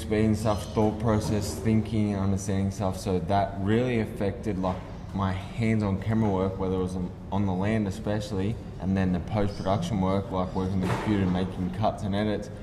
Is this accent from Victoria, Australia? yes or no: no; Central Coast, New South Wales, Australia; also born or lived in England; growing up on the Central Coast